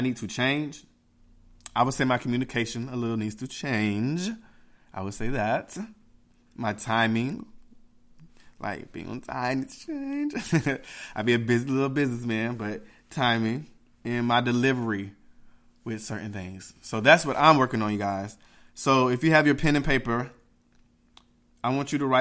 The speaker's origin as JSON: {"language": "English", "country": "Jamaica", "said": "I'm Jamaican"}